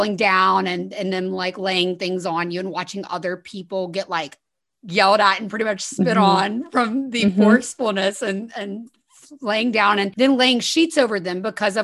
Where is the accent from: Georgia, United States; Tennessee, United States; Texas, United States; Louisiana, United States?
Louisiana, United States; South; I was born in South Louisiana. So very Southern, very Christian, very Republican community. And I was brought up going to political rallies